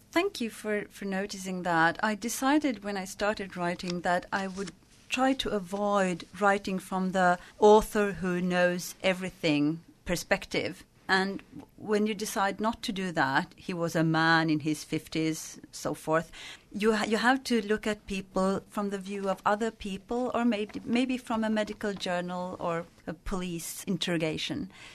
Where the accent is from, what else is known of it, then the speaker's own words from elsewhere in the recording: northern Sweden, Sweden; in my part of Sweden